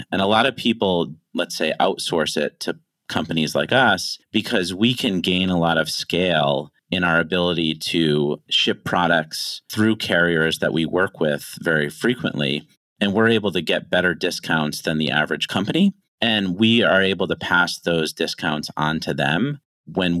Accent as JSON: {"language": "English", "region": "Connecticut", "country": "United States", "tie": "born or raised there", "moved": "yes", "lives_now": "China", "said": "I am an American. I was born and raised in Connecticut."}